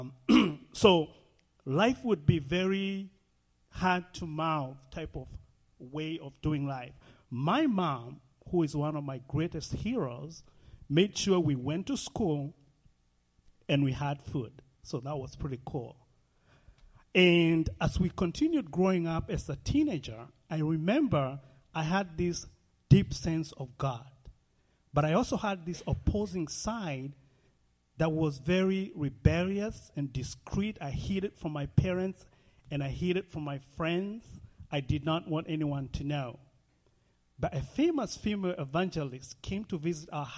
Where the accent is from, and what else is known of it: Nairobi, Kenya; born or raised there; moved away